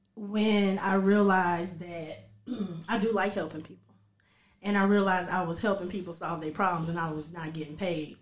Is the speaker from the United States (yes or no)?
yes; Dayton, Ohio, United States; I'm actually right from here, Dayton, Ohio. Um, yeah, I'm from here. I grew up here